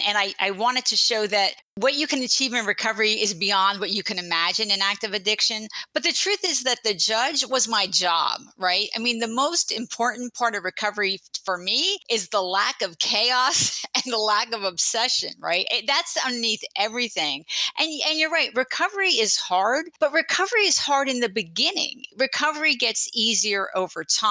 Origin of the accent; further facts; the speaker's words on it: New Jersey, United States; moved away as an adult; now in San Francisco Bay Area, United States; I grew up in New Jersey, but I went to Berkeley for college and later law school, and I just never left this beautiful place